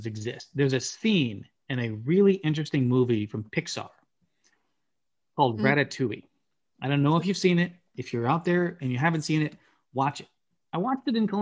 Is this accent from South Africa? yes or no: no; United States; As an American, I grew up on artificial cheese flavor